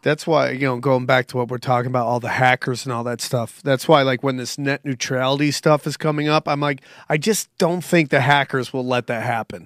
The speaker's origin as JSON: {"language": "English", "town": "Cortland", "region": "New York", "country": "United States", "tie": "born or raised there", "moved": "yes", "said": "I'm from Cortland, New York, which is is Pennsylvania and Cortland are same kind of country. You know what I'm saying? I got ton- I have tons of cows in my hometown"}